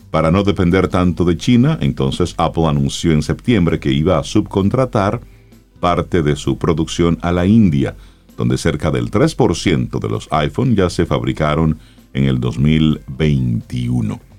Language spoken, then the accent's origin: Spanish; Cibao, Dominican Republic; Yo soy un hombre del Cibao, yo soy un hombre del campo.